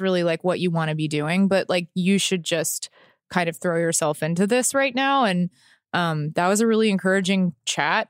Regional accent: Texas, United States; moved away; I grew up in Texas.

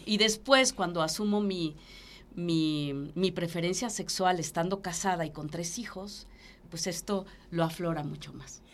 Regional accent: Taxco, Guerrero, Mexico; porque también es mi pueblo

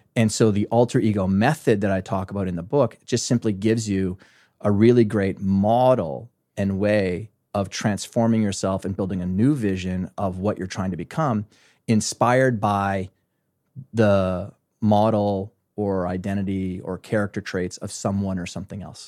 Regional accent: small town in Alberta, Canada; moved away as an adult; now in New York City, United States; I am a farm boy from a small, very small town in Western Canada, in Alberta, Canada

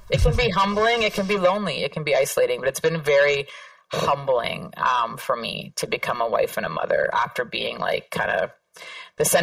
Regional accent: Canada; also born or lived in Toronto; now in Queens, United States; this might be a, a, controversial statement for me to make as a Canadian, but unequivocally, the place that I feel most at home is that block

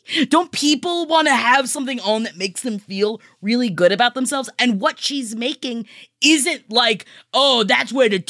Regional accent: Florida, United States; because I am from Florida

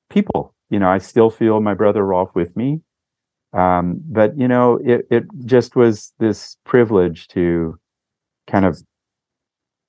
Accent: Los Angeles, California, United States; also born or lived in Sierra Nevada, California; we grew up in the Laurel Canyon in the 60s and had wild parents and then lived in the wilds of the Sierras

